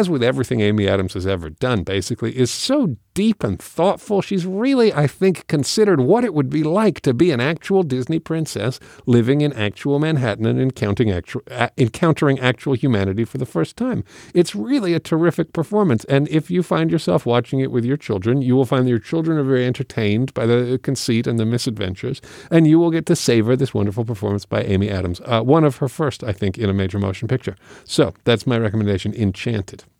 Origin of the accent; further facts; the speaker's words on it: England, United Kingdom; moved away; I grew up in England.